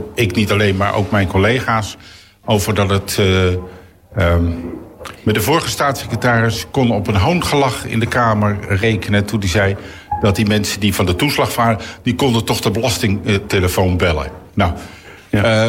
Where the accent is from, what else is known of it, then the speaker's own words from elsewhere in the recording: The Hague, South Holland, Netherlands; ik kom uit het Zuiderparkkwartier. Dat heette toen nog geen stadsdeel Eskamp, maar gewoon het Zuiderparkkwartier